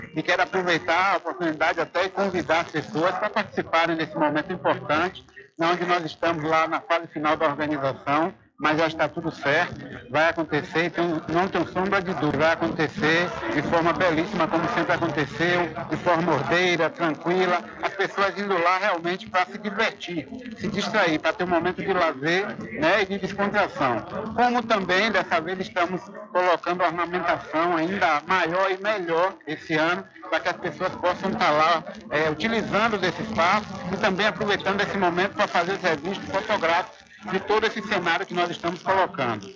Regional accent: São Félix, Bahia, Brazil; ao povo de minha terra, que sempre me apoia, sempre está do meu lado e que me deu a oportunidade de estar no terceiro mandato como prefeito da minha cidade

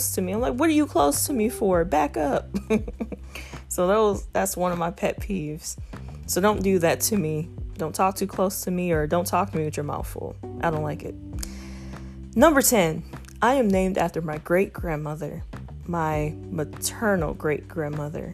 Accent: Toledo, Ohio, United States; moved away; I am from Toledo, Ohio, also known as Mud City, the Mud, 419, that's the area code. I grew up, I've been raised in Toledo, but I haven't lived there in about 7 years

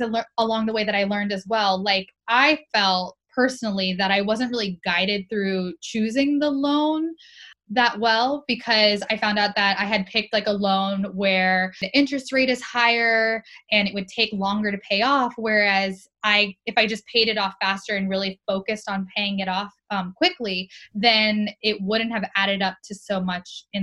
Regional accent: Florida, United States; I grew up in Florida

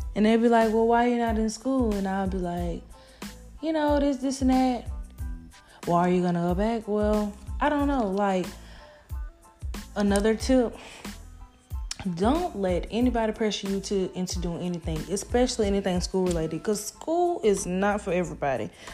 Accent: Baton Rouge, Louisiana, United States; I'm from Baton Rouge, Louisiana

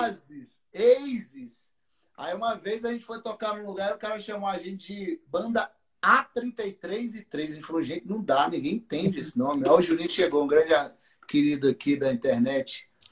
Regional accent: Taguatinga, Federal District, Brazil; Taguatinga, que é a cidade onde eu nasci e os meninos nasceram. E a gente era da Assembleia de Deus de Taguatinga

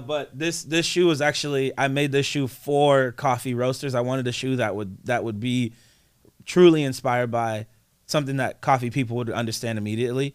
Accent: East Coast, United States; I'm from the East Coast

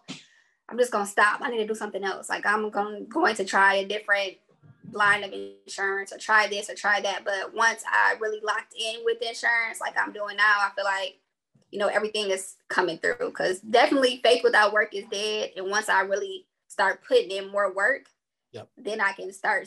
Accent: Detroit, Michigan, United States; moved away as an adult; I'm from Detroit originally.

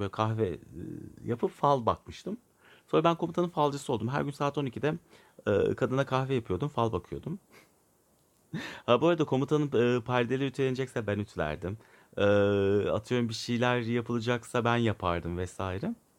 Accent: Turkey; ben Türk evladıyım. Allah aşkına, yani bu devlet beni okumuş, büyütmüş.

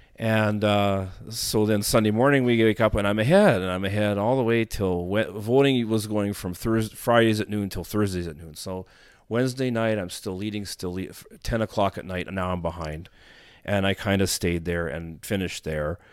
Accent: Winnipeg, Manitoba, Canada; I was born in Winnipeg, and I grew up, you know, of course, most of my early, you know, preschool years in Winnipeg

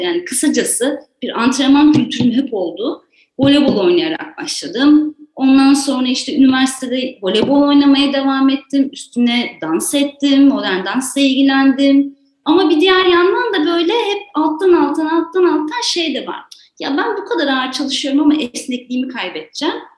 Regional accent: İzmir, Turkey; moved away as an adult; also born or lived in Ankara / Istanbul; now in Ordu, Turkey; Zaten İzmirliyim işte. İzmir'de büyüdüm, üniversiteyi orada okudum

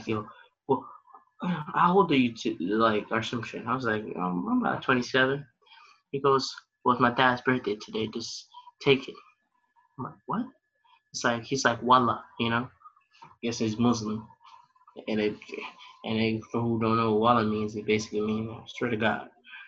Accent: Michigan, United States; I'm from Michigan. I don't got no money.

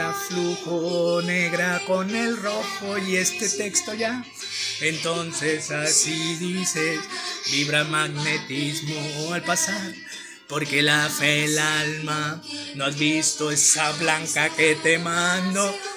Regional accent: Mexicali, Baja California, Mexico; soy de Mexicali

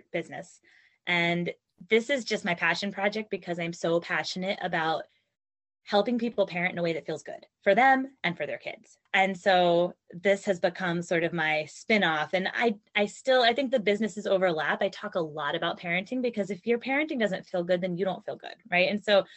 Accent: North Carolina, United States; moved away as an adult; also born or lived in Virginia; we moved from Virginia to North Carolina because that's where both of our families are. I grew up here

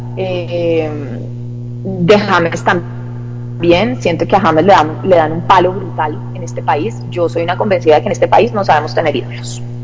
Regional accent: Santander, Colombia; moved away; mi tierra

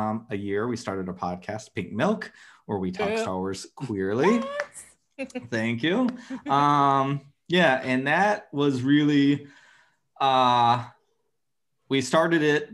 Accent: Phoenix, Arizona, United States; I grew up in Arizona, and I grew up like in the suburbs, but in the city in Phoenix

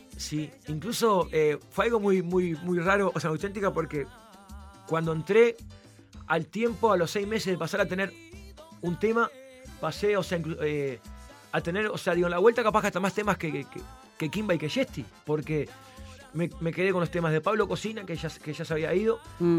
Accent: Uruguay; soy uruguayo.

